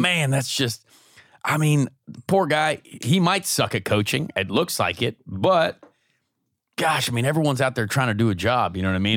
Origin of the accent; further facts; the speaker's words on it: United States; moved away as an adult; also born or lived in England; as an American who went over to England